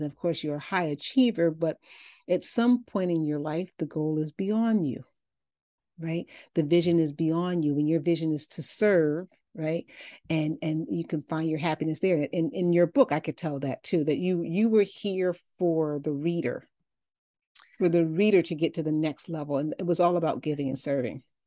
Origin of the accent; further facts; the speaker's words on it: Chicago, Illinois, United States; I'm from Chicago